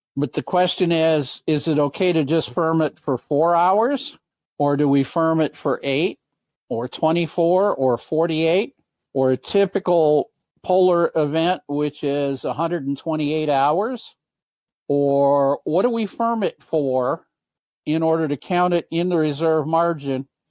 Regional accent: Michigan, United States; in Michigan, my home state

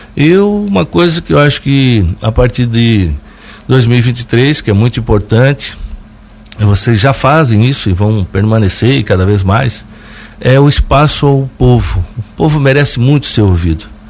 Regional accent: Jaguaruna, Santa Catarina, Brazil; now in Lauro Müller, Brazil; sou natural de Jaguaruna, mas te digo que eu me, hoje me considero um cidadão laurumilense faz tempo

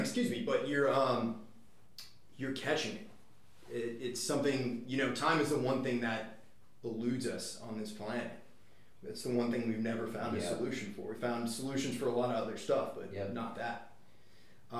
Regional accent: Northeast, United States; I grew up in the Northeast

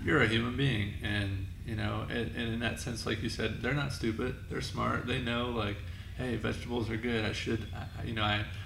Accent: northeast Ohio, United States; Very small town, northeast Ohio

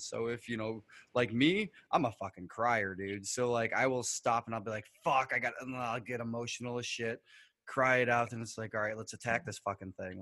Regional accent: New York, United States; we're from New York, so we have the Niagara River

